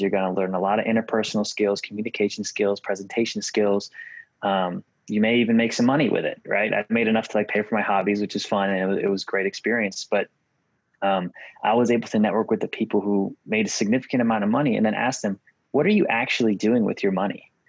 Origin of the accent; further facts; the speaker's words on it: Massachusetts, United States; moved away as an adult; also born or lived in Virginia / New York / Oklahoma / Tennessee; Born and raised in Massachusetts, lived in a bunch of other states from Virginia, New York, Oklahoma, Tennessee, Kentucky, Illinois, California